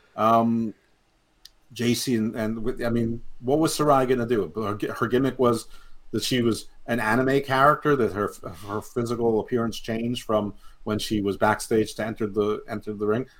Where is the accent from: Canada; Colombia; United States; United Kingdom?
United States; New York; accent: New York; moved away as an adult; now in Baltimore, United States; I was only in New York for 17 years